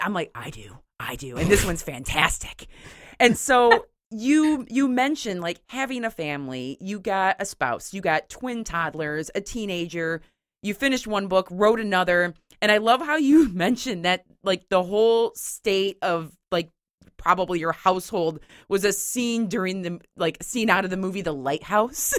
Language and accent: English; Grand Haven, Michigan, United States; my hometown cemetery in Grand Haven